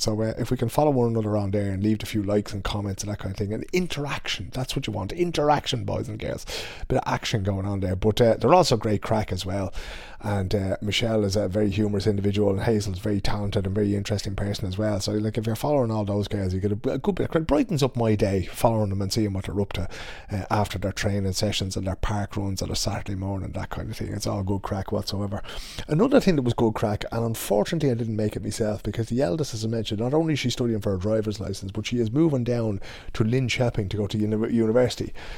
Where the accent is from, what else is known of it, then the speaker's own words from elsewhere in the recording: Dublin, Leinster, Ireland; moved away as an adult; now in Stockholm, Sweden; When I was growing up in Dublin